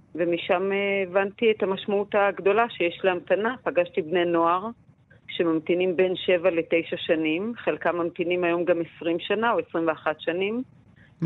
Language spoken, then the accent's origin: Hebrew; Israel; כישראלית, לבנה, שנולדה בישראל וגדלה בישראל